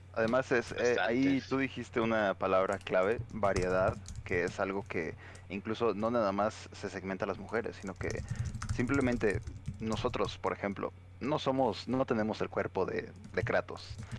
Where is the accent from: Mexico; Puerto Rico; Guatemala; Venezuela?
Mexico; nosotros como mexicanos